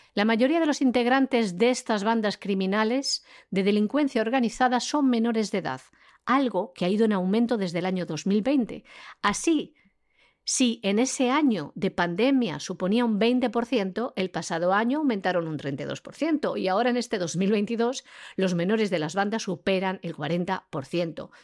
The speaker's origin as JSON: {"language": "Spanish", "country": "Spain", "said": "nuestro país, de España"}